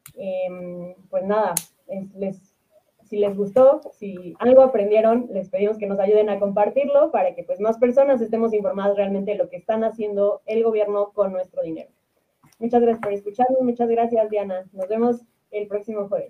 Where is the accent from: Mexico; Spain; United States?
Mexico; nosotros eh, pues, como mexicanos, ciudadanos, clase media